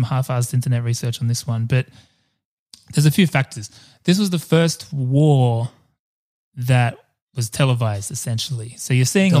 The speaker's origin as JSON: {"language": "English", "country": "Australia", "said": "as an Australian and as an Australian born in the 80s"}